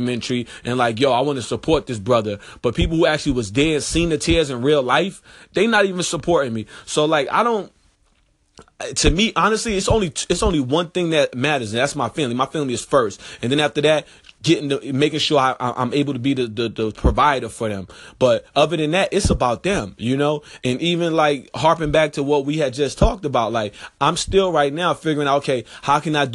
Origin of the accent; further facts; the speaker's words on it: New York, United States; moved away; dudes that I grew up with in New York